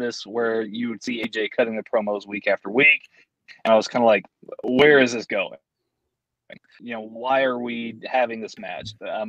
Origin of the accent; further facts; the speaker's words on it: Texas, United States; we're from Texas